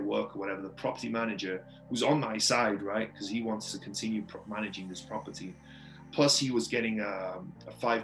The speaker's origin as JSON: {"language": "English", "region": "Wales", "country": "United Kingdom", "tie": "born or raised there", "said": "I grew up in Wales in the UK. It's a tiny, tiny little town in Wales in the UK"}